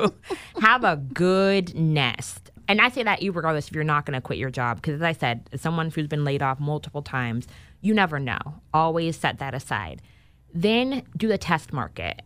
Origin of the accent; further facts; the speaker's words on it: Sacramento, California, United States; moved away as an adult; also born or lived in Los Angeles / Chicago; I am actually originally born and raised in Sacramento